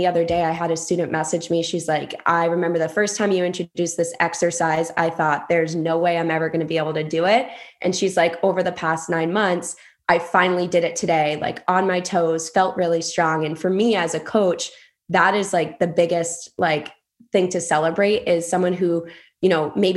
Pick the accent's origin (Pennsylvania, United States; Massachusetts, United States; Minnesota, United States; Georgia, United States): Massachusetts, United States; Acushnet; I grew up in Acushnet, Massachusetts, super small town